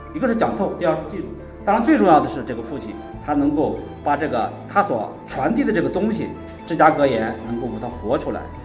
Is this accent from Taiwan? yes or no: no; Jiangsu, China; 我是江苏人